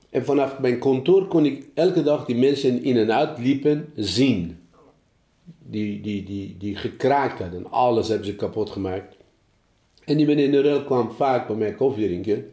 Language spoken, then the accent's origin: Dutch; Iran; Dutch is a second language; moved away as an adult; also born or lived in Germany; now in Apeldoorn, Netherlands; ik uit Iran kom